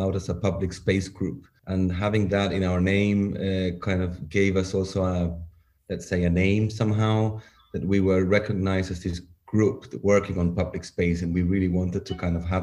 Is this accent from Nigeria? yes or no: no; Chile; moved away as an adult; now in Berlin, Germany; I come from Chile. I've been in Berlin around 7 years.